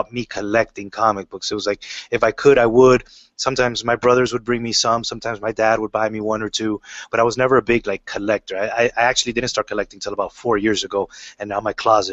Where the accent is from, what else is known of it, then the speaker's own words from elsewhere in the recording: Miami, Florida, United States; as a kid, I grew up in Miami, Florida.